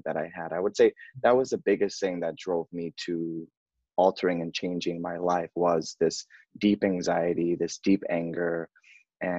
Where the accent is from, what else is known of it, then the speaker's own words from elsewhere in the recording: New York City, New York, United States; I grew up in New York, Bronx, New York